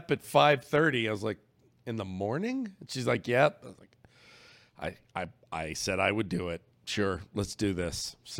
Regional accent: Lafayette, Louisiana, United States; born or raised there; moved away

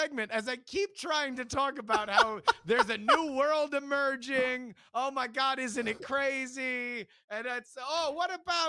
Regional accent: Florida, United States; also born or lived in Texas; I just want everybody to remember that I was born in Texas and I'm from Florida.

